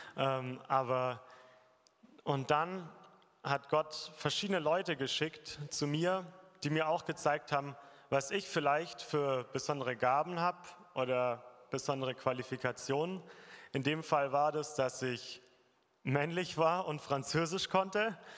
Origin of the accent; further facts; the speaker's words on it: Germany; bei uns in Deutschland